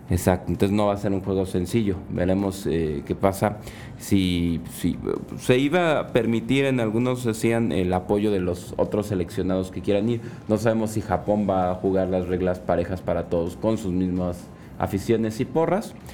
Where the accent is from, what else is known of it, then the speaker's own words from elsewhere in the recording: Mexico; como buen mexicano